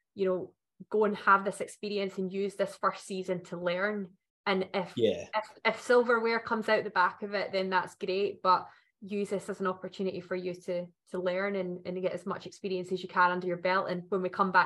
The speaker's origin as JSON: {"language": "English", "region": "Scotland", "country": "United Kingdom", "said": "we're from Scotland"}